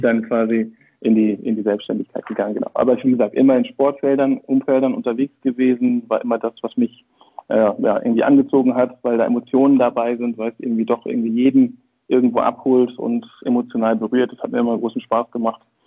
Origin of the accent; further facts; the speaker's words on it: Brunsbüttel, Schleswig-Holstein, Germany; also born or lived in Hamburg; geboren in Hamburg, tatsächlich waschechter Norddeutscher. Ähm, aufgewachsen und sozialisiert in Schleswig-Holstein im beschaulichen Brunsbüttel